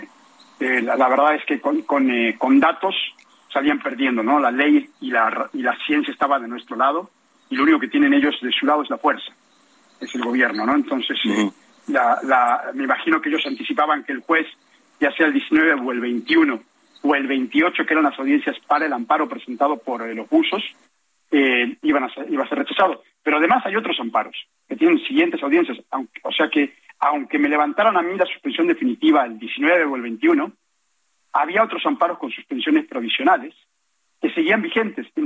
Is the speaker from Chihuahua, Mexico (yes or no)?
no; Naucalpan de Juárez, State of Mexico, Mexico; Creyendo que soy extranjero por la forma en la que hablo, para todos, soy de Naucalpan, de Juárez, soy mexicano, mexicano, pero viví mucho tiempo fuera.